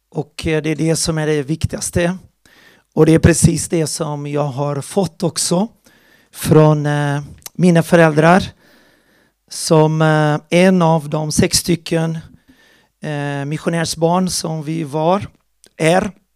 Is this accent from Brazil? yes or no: yes; Porto Alegre, Rio Grande do Sul, Brazil; moved away; där växte jag upp i Porto Alegre, Brasilien